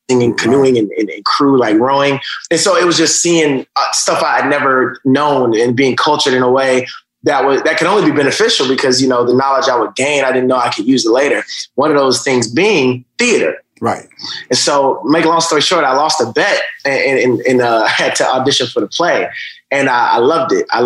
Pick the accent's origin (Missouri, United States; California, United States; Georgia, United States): Georgia, United States; Atlanta; also born or lived in Augusta, Georgia; Georgia, right outside of Atlanta. I was born in Augusta. My mom moved to uh, Atlanta when I, I, think I was about four. And uh, so that's that's where I grew up in. I mean, you know, grew up in, in, in a regular, you know, black household, you know, a single parent situation.